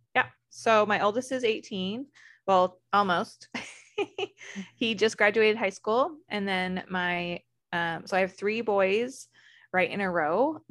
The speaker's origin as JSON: {"language": "English", "region": "Arizona", "country": "United States", "tie": "born or raised there", "said": "I grew up in Arizona"}